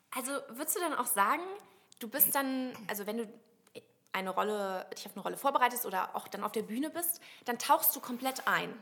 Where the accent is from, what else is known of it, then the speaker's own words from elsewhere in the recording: Westerwald, near Koblenz, Rhineland-Palatinate, Germany; Ich komme ja aus dem Westerwald